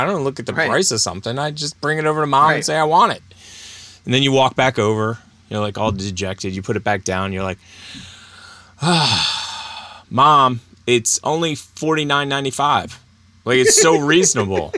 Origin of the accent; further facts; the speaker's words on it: Pennsylvania, United States; I grew up in Pennsylvania